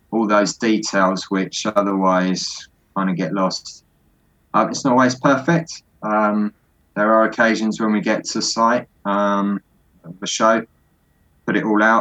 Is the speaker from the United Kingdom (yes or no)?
yes; Scotland, United Kingdom; They're down south. I'm from Scotland.